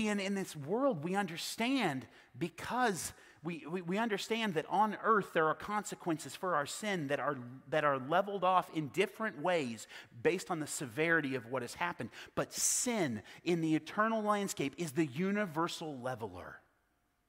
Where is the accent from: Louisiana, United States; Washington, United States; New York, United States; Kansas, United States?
Kansas, United States; South Central; I was born and raised in South Central Kansas